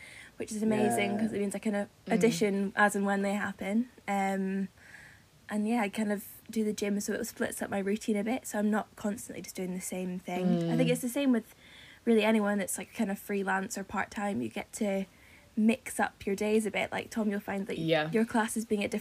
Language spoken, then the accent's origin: English; Edinburgh, Scotland, United Kingdom; moved away as an adult; now in London, United Kingdom; I'm 24 and I am from Edinburgh. I moved down south when I was 18